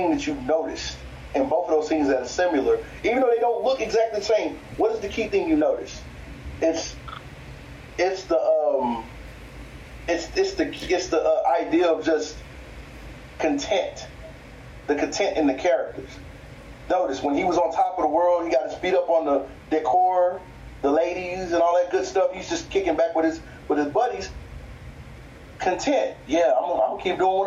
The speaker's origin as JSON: {"language": "English", "region": "the American South", "country": "United States", "said": "I'm a Southerner"}